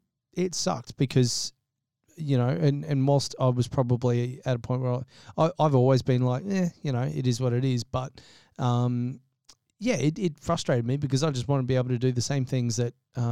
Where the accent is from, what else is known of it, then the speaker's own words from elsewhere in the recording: Gold Coast, Queensland, Australia; The Gold Coast, you know, is, I mean, I've only ever lived here, but is absolutely my favourite place in the world to be. I literally couldn't imagine growing up anywhere else.